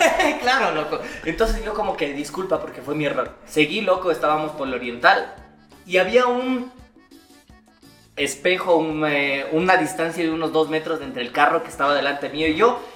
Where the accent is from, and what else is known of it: Quito, Pichincha, Ecuador